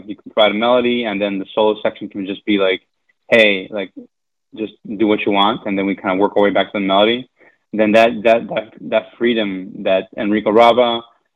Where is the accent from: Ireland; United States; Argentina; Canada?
Argentina; moved away; I'm from Argentina, so I grew up listening to a lot of …